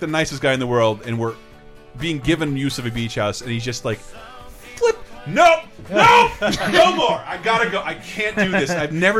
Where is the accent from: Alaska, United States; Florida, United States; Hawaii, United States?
Florida, United States; I'm from Florida.